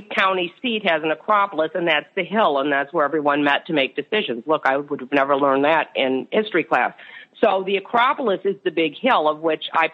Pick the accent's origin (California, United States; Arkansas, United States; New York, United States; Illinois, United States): Illinois, United States; Chicago; also born or lived in Florida; I come from Chicago, which we have the lakefront, and we have some parks